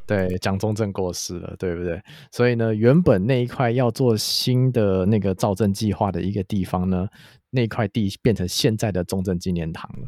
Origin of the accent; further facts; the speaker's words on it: Taipei, Taiwan; 我要介绍我的家乡，小弟呢，天龙国天龙区人小弟呢，今天要来介绍信义区